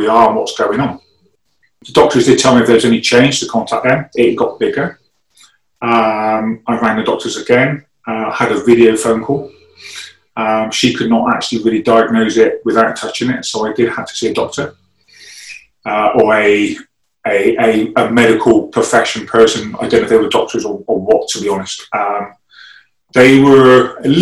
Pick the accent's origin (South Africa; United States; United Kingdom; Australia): United Kingdom; England; first language English; I speak English because I was born in England